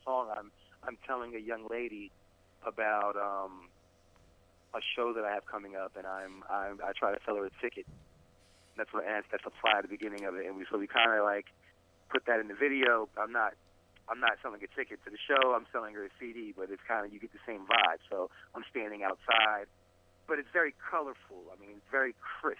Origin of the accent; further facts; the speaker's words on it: New Jersey, United States; I'm an MC from New Jersey